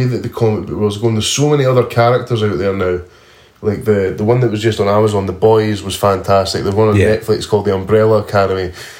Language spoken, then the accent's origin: English; Scotland, United Kingdom